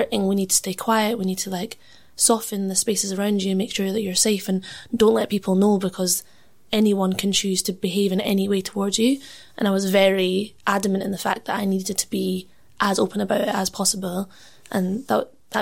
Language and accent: English; Edinburgh, Scotland, United Kingdom; being Punjabi and growing up in Leith